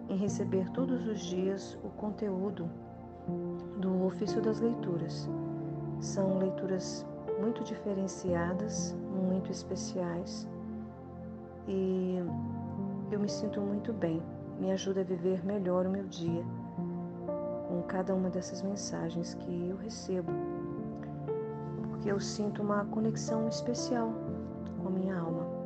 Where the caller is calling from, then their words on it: Brasília, Federal District, Brazil; sou aqui de Brasília, Distrito Federal.